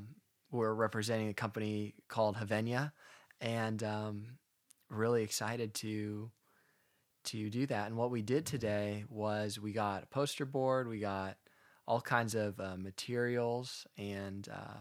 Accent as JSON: {"language": "English", "town": "Alamo", "region": "California", "country": "United States", "tie": "born or raised there", "said": "I'm from the East Bay of San Francisco. I grew up in a town called Alamo, and one of my hobbies growing up, I was a golfer."}